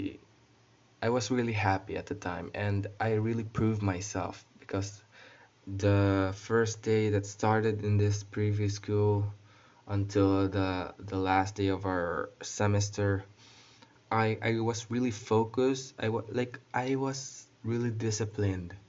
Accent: Bacolod, Western Visayas, Philippines; also born or lived in Netherlands; I was born in the Netherlands and was raised here in the Philippines. So yeah, I know how to speak Tagalog naman, marunong naman ako, and I know how to speak Ilonggo because I live in Bacolod.

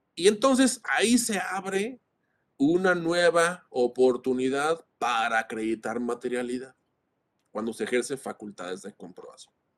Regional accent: Mexico; como mexicanos

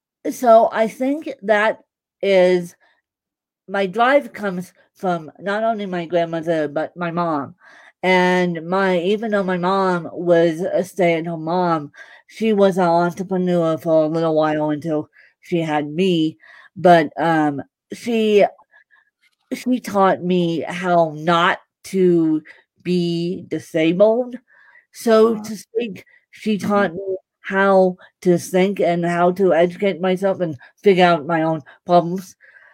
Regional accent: Ireland; I am Bahamian, I'm Canadian, I'm Irish, but my main nationality is Irish.

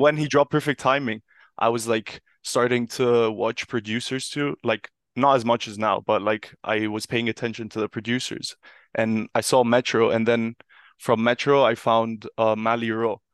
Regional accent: Milan, Lombardy, Italy; moved away as an adult; also born or lived in United Kingdom; I grew up in Milan

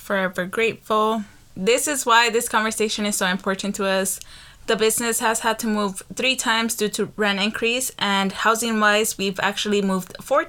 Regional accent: Los Angeles, California, United States; born or raised there; also born or lived in Pico Union, Los Angeles

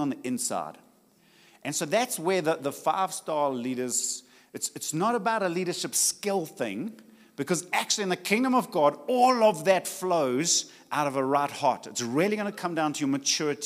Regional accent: Richards Bay, KwaZulu-Natal, South Africa; I come from Richards Bay, and it's hot.

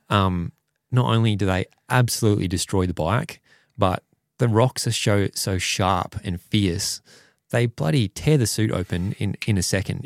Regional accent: Perth, Western Australia, Australia; I'm from Perth and Wanneroo Racetrack is the local one at home

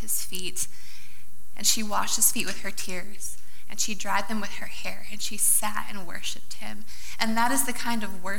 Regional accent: Iowa, United States; moved away; I actually grew up in Iowa

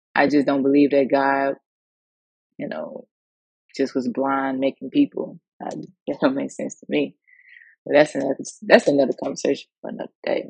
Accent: Mississippi, United States; growing up in the South, um, Mississippi

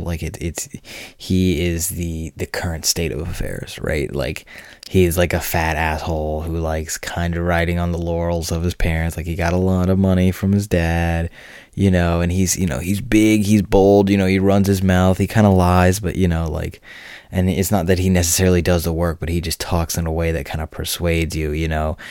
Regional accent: United States; I'm an American

